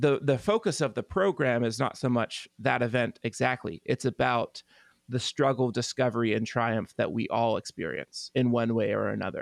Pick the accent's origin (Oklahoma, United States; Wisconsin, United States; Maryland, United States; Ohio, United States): Oklahoma, United States; Tulsa; here in my hometown of Tulsa